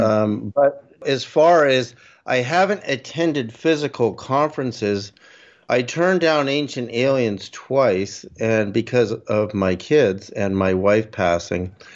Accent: Berkeley, California, United States; also born or lived in Canada; I'm Canadian, but our family moved to Berkeley, California, in about 1965

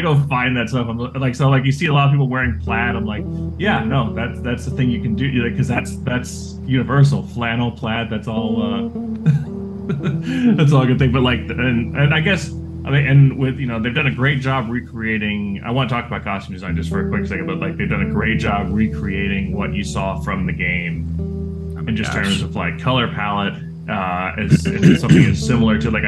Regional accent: Austin, Texas, United States; I grew up around Austin

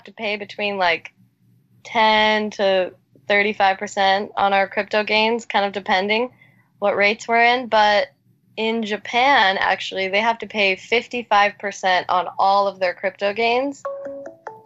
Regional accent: Canada; I was born and raised in Canada

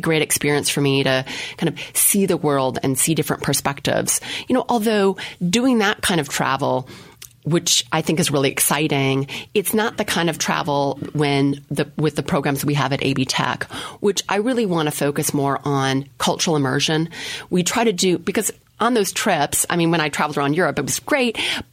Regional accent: Minneapolis, Minnesota, United States; I grew up in Minneapolis, Minnesota, with a single mom and all that stuff.

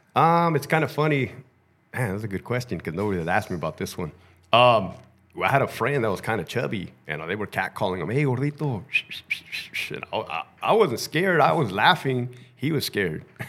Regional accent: Brawley, California, United States; I grew up in Brawley, California, which is Southern Ca-, right there by Mexicali

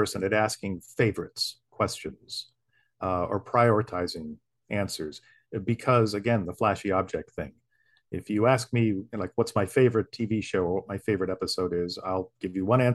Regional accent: St. Augustine, Florida, United States; moved away; my hometown, St. Augustine

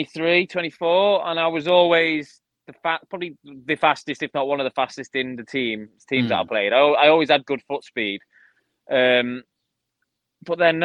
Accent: United Kingdom; I was the only sort of Brit UK guy there

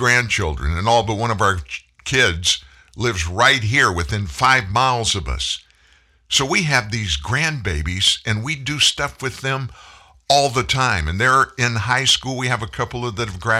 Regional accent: the South, Louisiana, United States; also born or lived in Indianapolis, Indiana; we're from the South

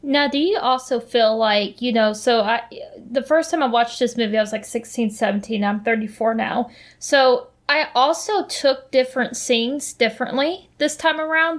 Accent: United States; as an American

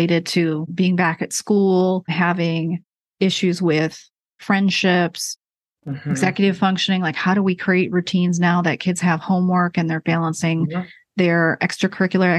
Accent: Rochester, New York, United States; moved away as an adult; also born or lived in Maryland / Baltimore; now in Charlotte, United States; Rochester, New York, where I grew up.

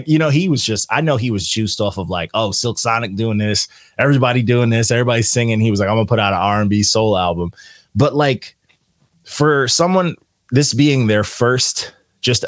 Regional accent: New York, United States; I'm from New York

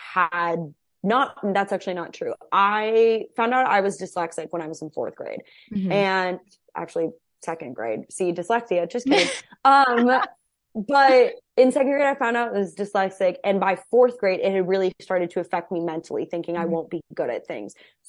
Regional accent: Cedar Crest, New Mexico, United States; moved away as an adult; also born or lived in Albuquerque; now in Los Angeles, United States; I moved from Albuquerque, New Mexico. I didn't even live in Albuquerque. I lived in Cedar Crest, New Mexico. I went to high school in Albuquerque. So very, very small town too.

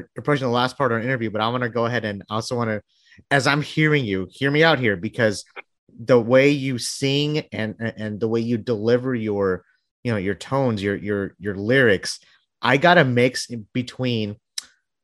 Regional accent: Bangladesh; moved away; My mom's a, she's a recording artist from back home. I'm from Bangladesh

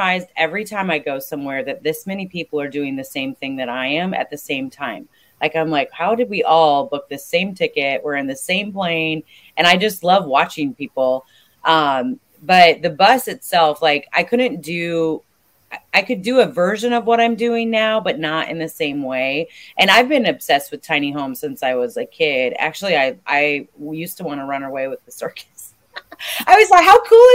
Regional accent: Ackley, Iowa, United States; moved away as an adult; also born or lived in Southern California; I grew up in Ackley, Iowa, so super small town, smack dab in the middle of the state

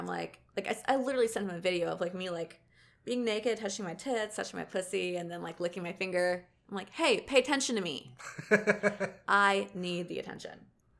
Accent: Alabama, United States; I'm from Alabama, so our slogan is, at least we're not Mississippi.

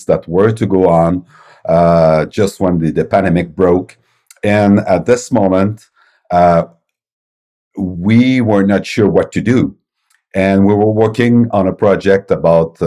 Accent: Quebec City, Quebec, Canada; I'm from Quebec City, Canada, and my company is Novum Interactive

